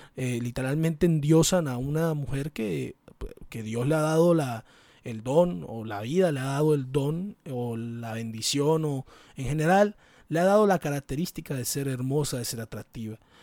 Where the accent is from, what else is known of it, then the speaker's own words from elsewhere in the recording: Caribbean Region, Colombia; de mi entorno, el Caribe, ese hermoso lugar como lo es el Caribe colombiano